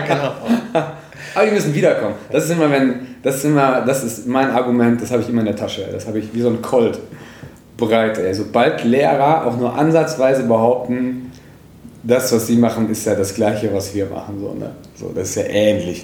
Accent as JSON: {"language": "German", "town": "Moers", "region": "North Rhine-Westphalia", "country": "Germany", "said": "ich komme aus einer Kleinstadt, aus Mörs"}